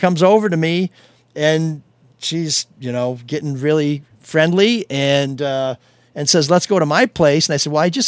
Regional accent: Chicago, Illinois, United States; You know, I'm just in from Chicago. This is how we park there.

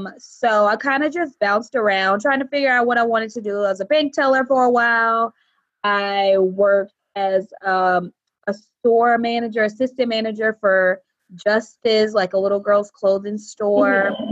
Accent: Camden, South Carolina, United States; moved away as an adult; now in Charlotte, United States; So I am from, born and raised in Camden, South Carolina, which is about an hour and 30 minutes outside of Charlotte.

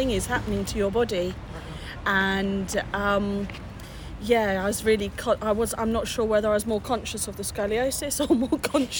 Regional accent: Oxford, South East England, United Kingdom; I come from Oxford in England

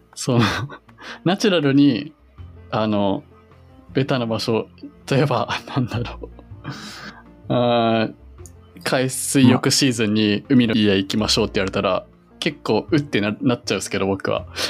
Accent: Yokohama, Kanagawa, Japan; born or raised there

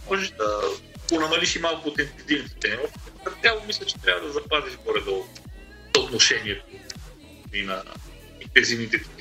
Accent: Sofia, Sofia City, Bulgaria; Аз съм софиянец и вие селени, излезли от София, нали, защото ме яд, че аз нямам кое село да отида

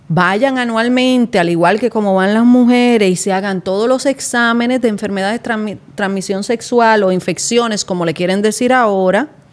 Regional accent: San Pedro de Macorís, Dominican Republic; yo soy de San Pedro, entonces uno se movía mucho para Juan Dolio, para la Romana, para la capital

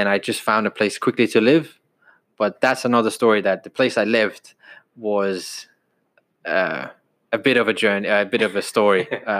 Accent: Aarhus, Central Denmark Region, Denmark; moved away as an adult; now in United Kingdom; And I'm born and raised in Denmark, grew up there, and I moved here when I was 19.

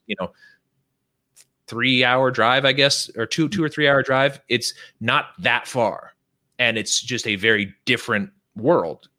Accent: Northern California, United States; also born or lived in San Diego; We're from the good part of California

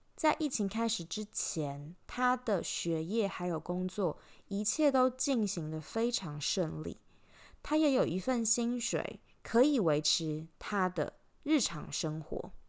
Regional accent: Taiwan; moved away as an adult; also born or lived in Switzerland / Belgium; now in Australia; 从十九岁离开台湾以后，不管我人在哪里，国际的脚步走到哪里，我永远记得我来自台湾。不管我以前在瑞士读书，在比利时工作，还是现在旅居澳洲，都是一样的

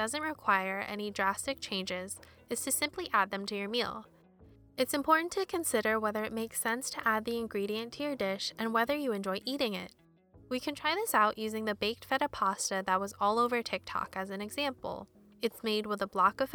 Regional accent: United States; I was born in the US and I grew up in a neighborhood with predominantly white residents

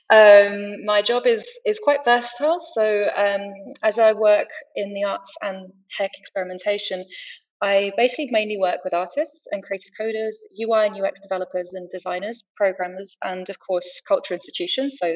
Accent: Rio de Janeiro, Brazil; also born or lived in France / United Kingdom; uh, Franco British, and I grew up in Brazil in Rio. Um, I've also lived kind of my whole life between all three countries.

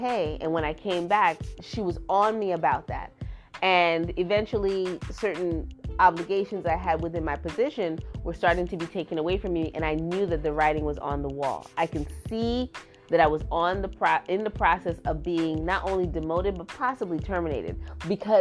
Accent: Trinidad & Tobago; now in United States; I am from Trinidad and I was raised in Trinidad

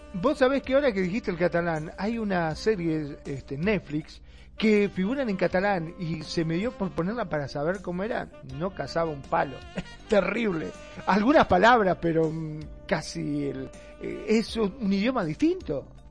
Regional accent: Argentina; el argentino se caracteriza mucho este, donde hablamos automáticamente

